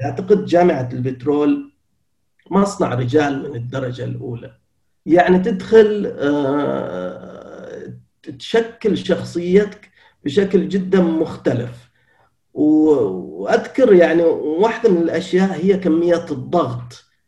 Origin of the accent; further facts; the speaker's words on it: Qatif, Eastern Province, Saudi Arabia; moved away as an adult; أنا من أبناء المنطقة الشرقية ولدت في مدينة القطيف أنا من قطيفي شرقاوي